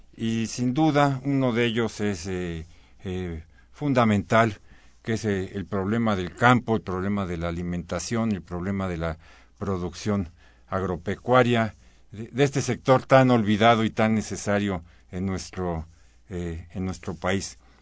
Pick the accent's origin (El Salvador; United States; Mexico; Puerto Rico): Mexico; cada día somos más mexicanos